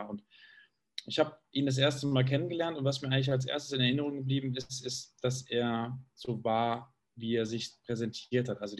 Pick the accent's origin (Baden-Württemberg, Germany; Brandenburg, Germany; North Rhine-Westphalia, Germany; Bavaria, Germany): Bavaria, Germany; Munich; München, weil das ist für mich da strahlt mein Raum eigentlich das aus, was ich, was ich brauche. Das ist meine Heimat, in der ich mich wohlfühle, sicher fühle, geborgen fühle.